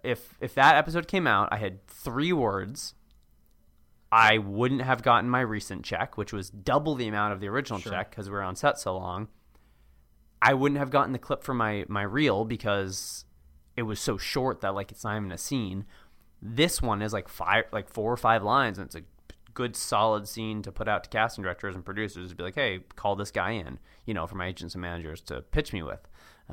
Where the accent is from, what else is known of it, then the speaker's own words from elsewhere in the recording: Cambridge, Massachusetts, United States; Yeah, hey, I grew up there. I grew up in Cambridge, or hey, I went to AU, or hey, this or this or that.